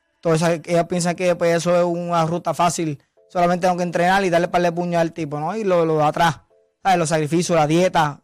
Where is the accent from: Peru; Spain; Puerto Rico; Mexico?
Puerto Rico; Villalba; de mi pueblo Villalpa, que soy, el primer campeón de allá